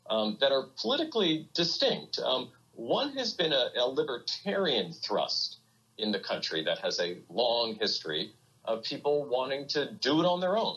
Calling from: New York City, New York, United States; So I, am in Brooklyn. We live in uh, the Kensington Windsor Terrace section of Brooklyn, uh, which is is nearly completely shut down.

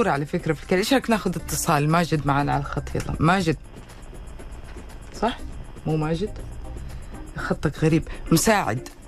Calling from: Medina, Medina Province, Saudi Arabia; وعليكم السلام من المدينة المنورة

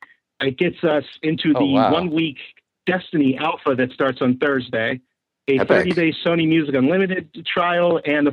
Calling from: Pittsburgh, Pennsylvania, United States; from Pittsburgh.

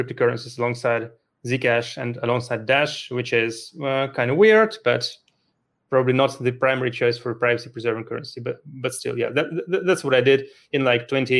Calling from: Luxembourg; Calling in from Luxembourg, a small country in the middle of Europe.

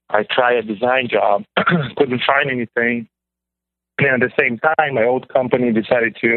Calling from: Pennsylvania, United States; Um, well, my area code is from Illinois, but I'm calling from Pennsylvania.

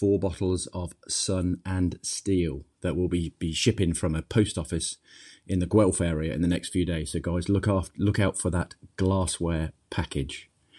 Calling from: Highclere, South East England, United Kingdom; here calling in from Highclere in England.

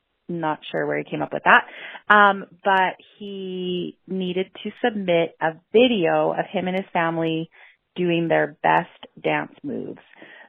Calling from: Lethbridge, Alberta, Canada; I'm calling from Lethbridge, Alberta, Canada.

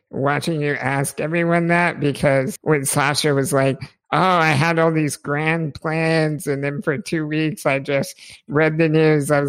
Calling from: Oklahoma, United States; I'm in Oklahoma, so right about in the middle of the U.S.

